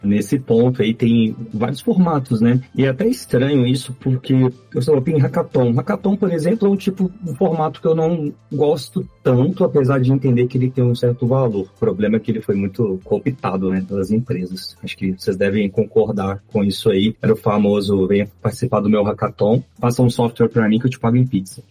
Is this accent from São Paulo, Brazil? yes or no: no; Belo Horizonte, Minas Gerais, Brazil; sou aqui de BH, Belo Horizonte, mineiro